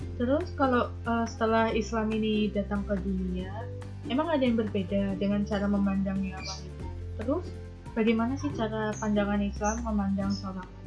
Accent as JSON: {"language": "Indonesian", "town": "Batam", "region": "Riau Islands", "country": "Indonesia", "tie": "born or raised there", "moved": "as an adult", "lives_now": "Madiun, Indonesia", "said": "aku tuh bukan asli orang Jawa karena aku aslinya orang Batam"}